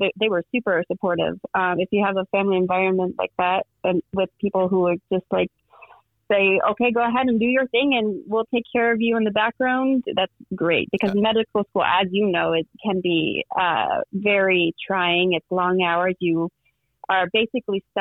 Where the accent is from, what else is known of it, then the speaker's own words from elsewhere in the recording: South Bend, Indiana, United States; moved away as an adult; also born or lived in Ohio / North Carolina / Boston; I grew up in South Bend, Indiana, the Notre Dame country